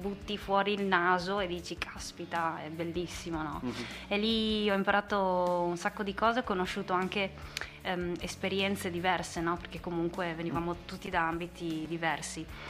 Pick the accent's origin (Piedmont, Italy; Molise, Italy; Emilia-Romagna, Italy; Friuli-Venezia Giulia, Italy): Friuli-Venezia Giulia, Italy; San Giorgio della Richinvelda; also born or lived in Domanins; sono di Aurava, mm. che è un paesino nel comune di San Giorgio della Richinvelda